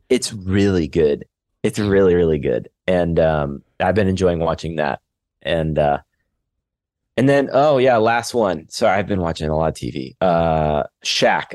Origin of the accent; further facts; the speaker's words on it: Canada; now in Los Angeles, United States; I'm just a Canadian guy living